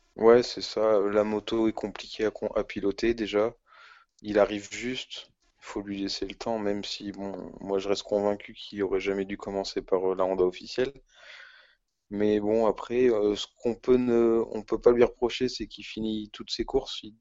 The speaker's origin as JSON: {"language": "French", "country": "France", "said": "En tant que Français chauvin"}